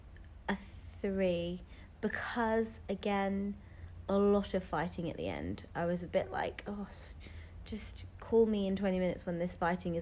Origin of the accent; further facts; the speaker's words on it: United Kingdom; I can't even do a British accent, and I am British.